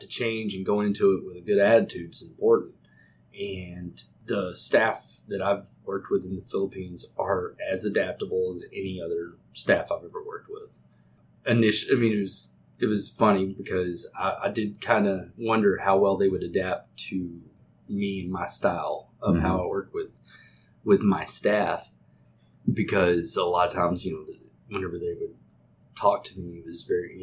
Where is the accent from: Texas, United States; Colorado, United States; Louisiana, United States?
Texas, United States; accent: Texas; being in Texas, we're always going to get a little bit of it. I mean, I have an accent